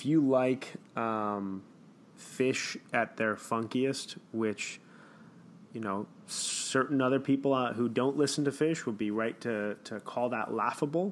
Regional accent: Chicago, Illinois, United States; my hometown

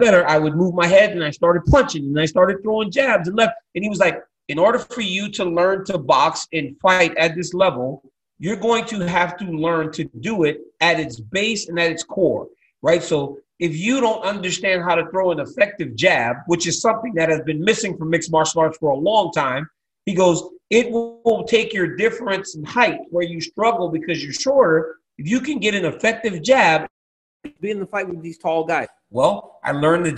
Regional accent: Louisiana, United States; when I grew up in Louisiana in the South

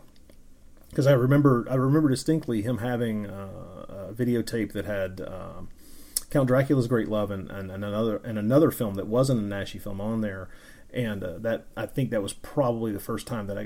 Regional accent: the American South, United States; I am an American. I grew up in the American South

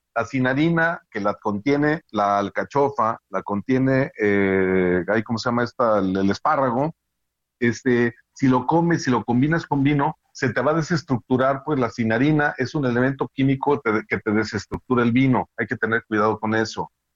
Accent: Guadalajara, Jalisco, Mexico; yo que soy de aquí de Guadalajara

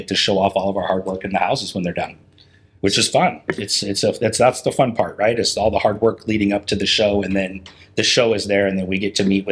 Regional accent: Puget Sound area, Washington, United States; moved away as an adult; now in Portland, United States; I grew up in the Puget Sound area up in Washington State

